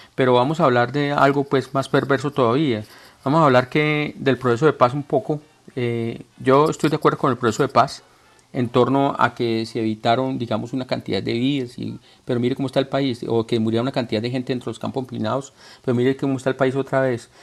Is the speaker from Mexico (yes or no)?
no; Colombia; de hombre colombiano que soy, porque yo amo a mi tierra